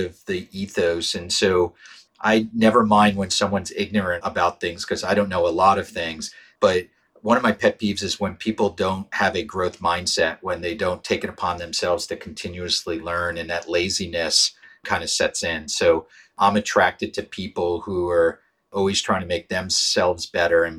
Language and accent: English; Pittsburgh, Pennsylvania, United States; I grew up in Pittsburgh